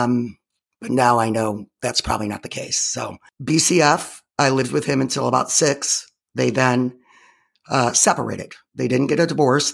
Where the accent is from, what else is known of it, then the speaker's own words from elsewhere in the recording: Chicago, Illinois, United States; I was born in 1967 in Chicago